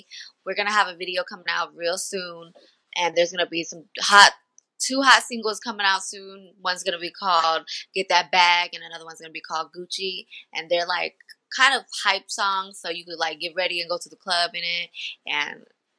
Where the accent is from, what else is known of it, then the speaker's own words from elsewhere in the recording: Denver, Colorado, United States; Yeah, I'm from Denver.